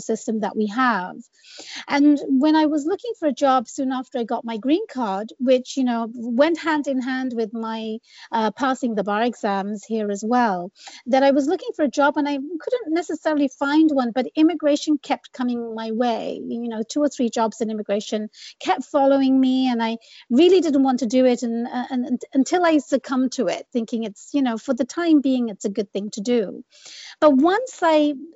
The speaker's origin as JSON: {"language": "English", "region": "England", "country": "United Kingdom", "tie": "born or raised there", "also_born_or_lived": "Bangladesh / London", "moved": "as an adult", "lives_now": "United States", "said": "I grew up in England. I was born and raised in the UK."}